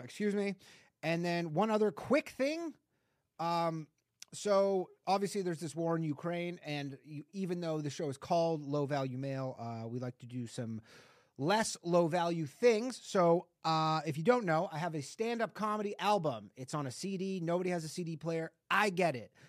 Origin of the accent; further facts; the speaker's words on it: Canada; moved away; I'm Canadian